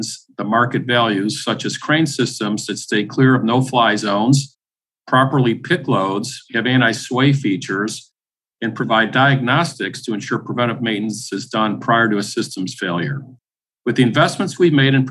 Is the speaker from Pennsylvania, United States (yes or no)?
no; Buffalo, New York, United States; moved away; one that happens to be headquartered in my hometown. So it's been very interesting after living away for 27 years, moving in essence back home